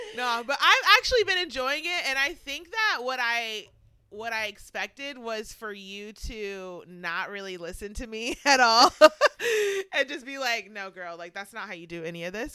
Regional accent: Georgia, United States; also born or lived in Syracuse; now in Pittsburgh, United States; when I was younger, living, growing up in Georgia

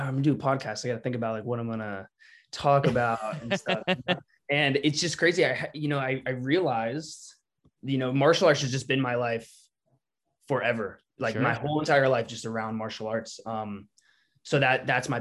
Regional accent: Northern Virginia, United States; now in Los Angeles, United States; Originally, I'm from the East Coast. I'm from Northern Virginia.

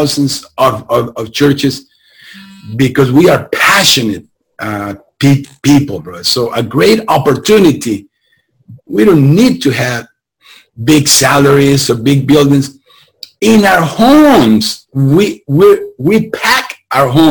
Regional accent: Tijuana, Baja California, Mexico; moved away as an adult; now in Southern California, United States; I come from Tijuana.

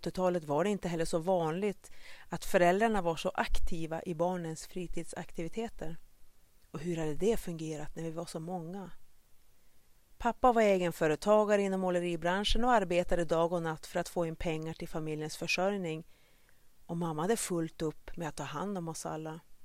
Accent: Vännäs, Västerbotten County, Sweden; also born or lived in Kenya; Som liten spelade jag i Vännäs AIK

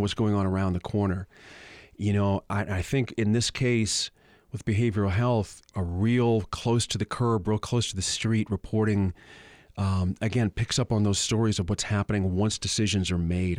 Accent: Boston, Massachusetts, United States; now in Albuquerque, United States; I'm from Boston originally, moved here in nineteen eighty-nine.

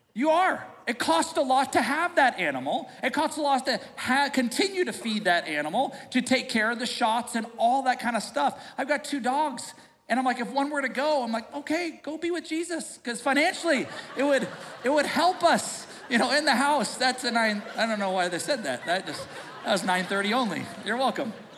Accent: United States; we are a smart American society

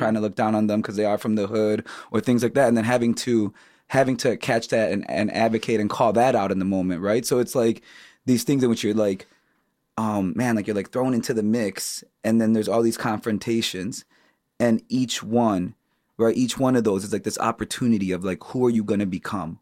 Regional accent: Chicago, Illinois, United States; I grew up on the South Side

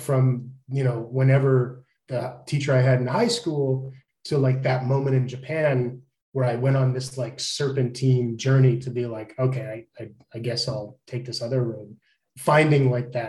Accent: Edmonton, Alberta, Canada; I grew up in Edmonton in like the late 80s.

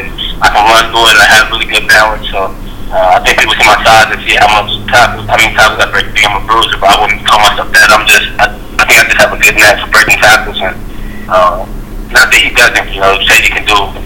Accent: Dallas, Texas, United States; moved away; also born or lived in Arkansas; I'm from in Dallas.

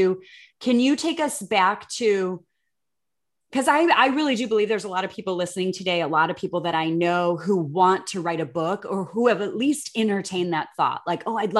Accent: Chicago, Illinois, United States; moved away as an adult; now in Texas, United States; I'm from the Midwest and being from Chicago

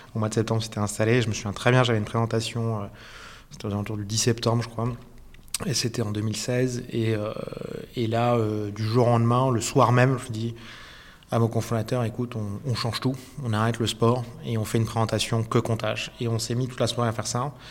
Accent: France; also born or lived in Switzerland / Hong Kong / Zurich; now in Lausanne, Switzerland; je suis un Français qui est arrivé en Suisse

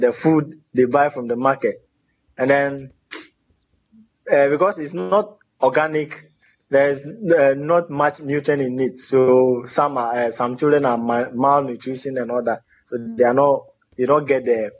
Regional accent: Peki, Volta, Ghana; Peki Ajokwe is the name of my hometown. It is located along the Eastern Corridor Road, formerly known as the Kpandu-Hokwe Road in the Volta region of Ghana, West Africa.

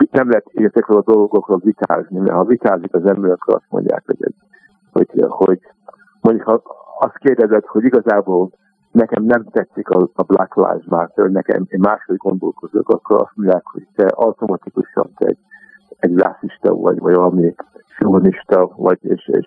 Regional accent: Montreal, Quebec, Canada; moved away as an adult; also born or lived in Hungary; now in London, United Kingdom; kénytelenek voltunk uh, eh, meglogni Magyarországról, és uh, elmentünk Kanadába. Úgyhogy Montrában nőttem föl

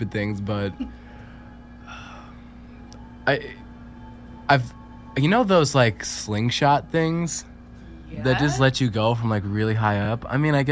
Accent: New York City, New York, United States; I'm from Brooklyn

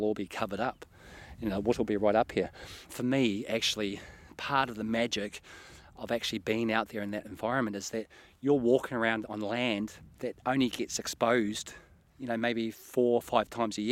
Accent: New Zealand; moved away as an adult; also born or lived in East Neuk, Scotland; now in Scotland; I'm originally from New Zealand. I've been in the East Nuke now for 3 years.

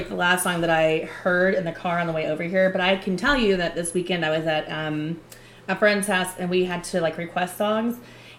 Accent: Atlanta, Georgia, United States; I'm from Atlanta

